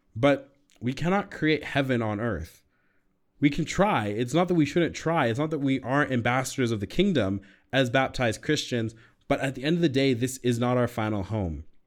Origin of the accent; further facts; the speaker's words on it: United States; also born or lived in California; now in Colorado, United States; as an American